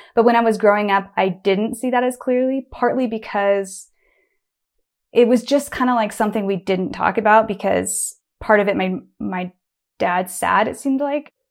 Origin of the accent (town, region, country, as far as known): Bend, Oregon, United States; born or raised there